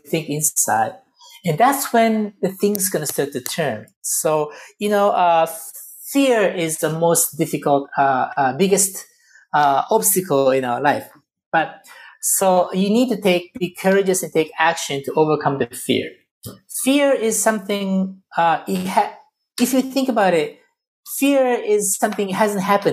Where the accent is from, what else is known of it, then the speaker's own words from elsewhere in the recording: Japan; also born or lived in Lebanon; now in United States; I was born in Japan. I lived in Lebanon. I live in the U.S.